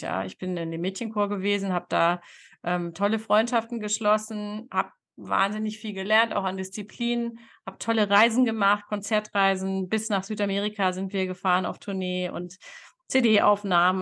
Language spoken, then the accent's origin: German; Hanover, Lower Saxony, Germany; moved away; also born or lived in Texas, United States; Ich bin in Hannover groß geworden, in der Stadt